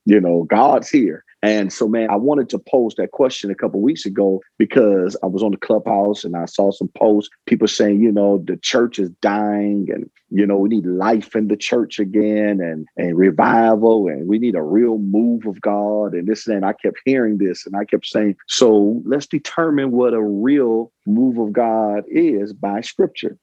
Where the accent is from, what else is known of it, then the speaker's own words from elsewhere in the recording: Detroit, Michigan, United States; also born or lived in Windsor, Ontario, Canada; I was raised in Detroit, Michigan.